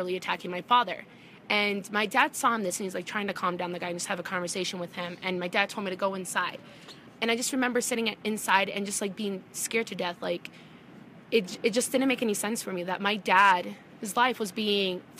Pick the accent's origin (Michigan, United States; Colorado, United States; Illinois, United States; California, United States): Colorado, United States; Wiggins; also born or lived in Jerusalem, Palestine; I grew up in a really small town in northeastern Colorado. It's in a town named Wiggins